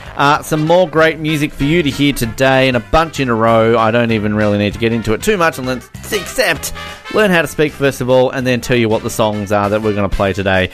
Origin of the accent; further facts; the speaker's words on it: Australia; I'm Australian, so